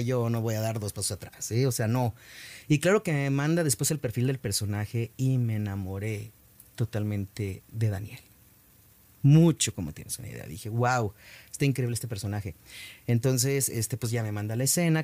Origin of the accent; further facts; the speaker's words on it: Mexico; en mi país